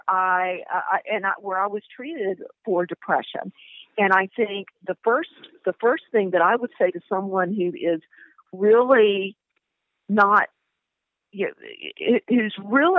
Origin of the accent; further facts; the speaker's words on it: the South, United States; I grew up in the South